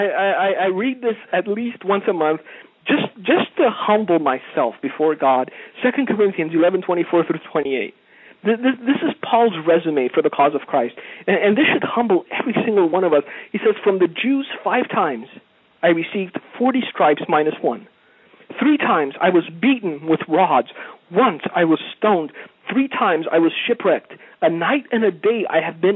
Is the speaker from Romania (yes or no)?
yes; Romania; moved away; I was a child in a village in Romania